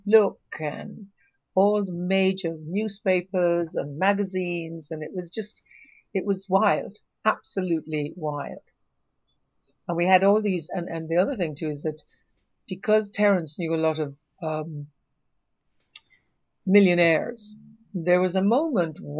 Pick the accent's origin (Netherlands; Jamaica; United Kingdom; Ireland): Jamaica; I'm Jamaican